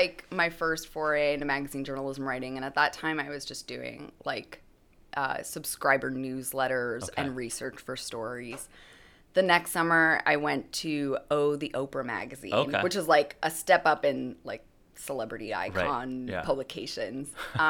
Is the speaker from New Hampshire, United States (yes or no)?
yes; New Hampshire, United States; I grew up in New Hampshire in a small town about an hour north of Boston, which is, like, we have civilization there.